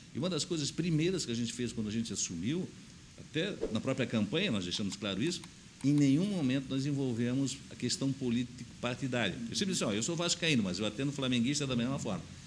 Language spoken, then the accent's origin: Portuguese; Blumenau, Santa Catarina, Brazil; eu sou natural de Blumenau, né? nasci no bairro da Velha